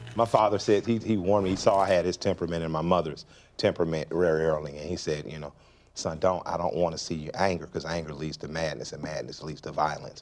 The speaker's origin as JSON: {"language": "English", "town": "Atlanta", "region": "Georgia", "country": "United States", "said": "we're from Atlanta, which is known as a black city."}